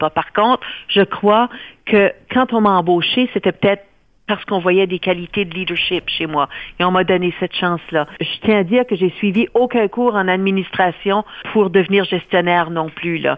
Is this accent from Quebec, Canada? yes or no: no; New Brunswick, Canada; ben moi je suis originaire du Nouveau-Brunswick